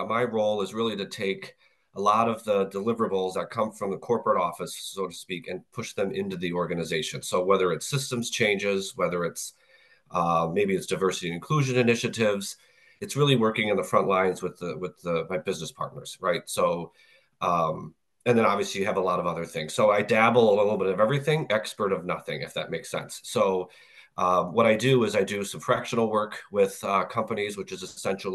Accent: Minnesota, United States; So I grew up in Minnesota, so I had Best Buy right in my backyard

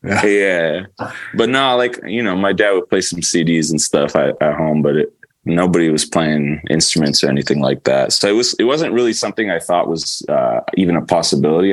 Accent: Pleasanton, California, United States; also born or lived in Canada / San Mateo; I grew up mostly in Pleasanton. So I, I, I grew up in the Bay Area

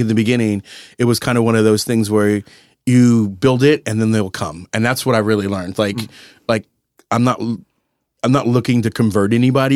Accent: San Antonio, Texas, United States; moved away; I grew up in San Antonio eating breakfast tacos

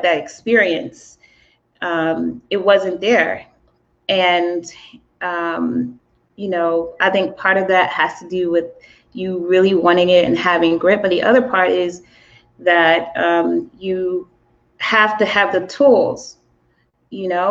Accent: the South, United States; I'm from the South

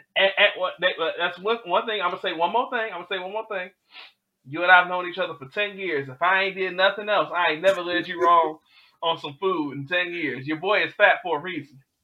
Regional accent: Detroit, Michigan, United States; moved away; I grew up in Detroit. I grew up with Great White Castle

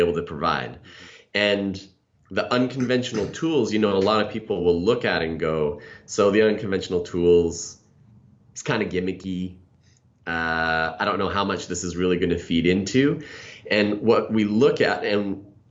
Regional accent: Canada; moved away; I'm originally from Canada

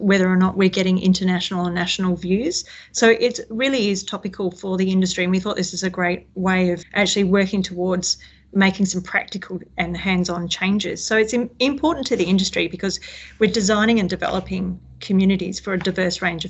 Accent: Western Australia, Australia; I've born and bred in Western Australia

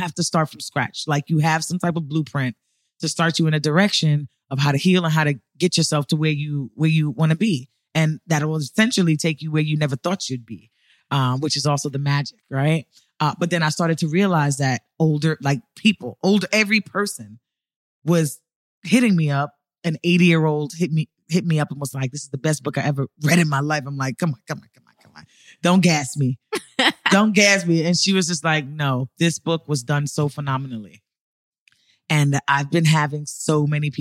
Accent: New York City, New York, United States; moved away as an adult; I'm from New York City, born and raised. I moved here 7 years ago

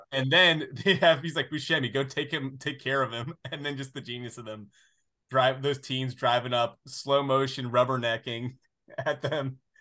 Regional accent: the South, United States; I grew up in the South. I've always really lived in the South

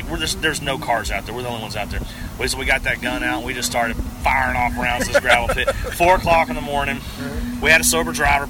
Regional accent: Palestine, Texas, United States; now in Houston, United States; Well, I live in Houston, based out of Houston now, but I'm originally from Palestine, a little town right outside of Palestine called Natchez.

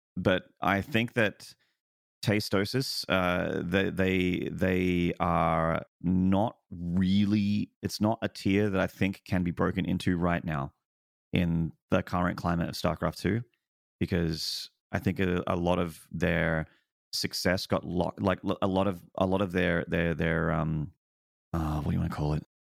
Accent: Australia; I'm also very far away as an Australian.

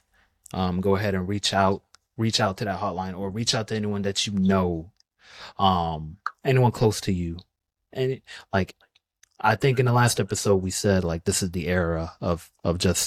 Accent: Georgia, United States; I'm from Georgia, and me being a Bulldogs fan

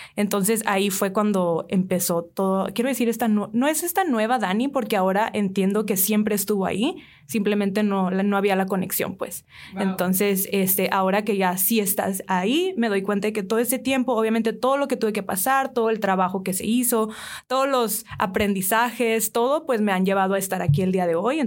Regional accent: San Diego, California, United States; moved away as an adult; now in Hermosillo, Mexico; yo vengo de San Diego originalmente, San Diego, California. La el estilo de vida ya es muy diferente. Eh, hace cinco o seis años me mudé para aquí Hermosillo

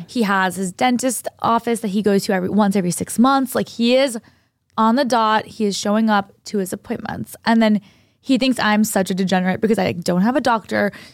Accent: New Hampshire, United States; moved away; I went to high school in New Hampshire

